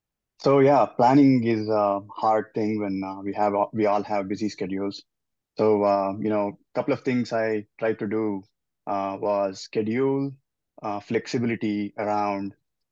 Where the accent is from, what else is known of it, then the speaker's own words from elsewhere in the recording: Bangalore, Karnataka, India; now in Avon, Connecticut, United States; easier that way. I am from Bangalore, India, originally. I currently live in Avon, Connecticut, which is a suburb of Hartford.